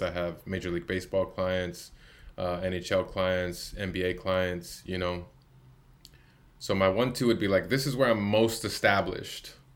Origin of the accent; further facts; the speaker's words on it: Chicago, Illinois, United States; moved away as an adult; now in San Diego, United States; Growing up in Chicago, as a, as a young man